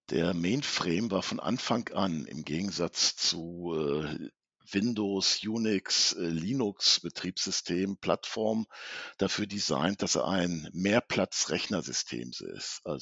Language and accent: German; Hanover, Lower Saxony, Germany; komme aus Hannover, betreue die norddeutschen Kunden